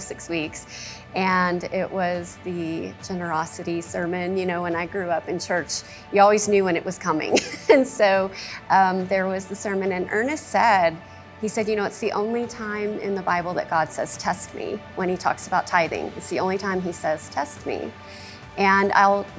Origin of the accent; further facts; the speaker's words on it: Dallas, Texas, United States; also born or lived in Florida; now in Colorado, United States; I'm originally from Dallas, Texas. Grew up in Texas, lived in Florida for about 15 years before moving to Colorado 7 years ago.